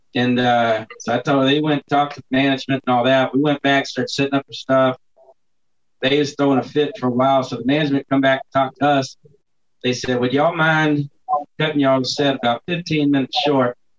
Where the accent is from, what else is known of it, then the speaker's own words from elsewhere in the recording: Texas City, Texas, United States; I grew up down in Texas City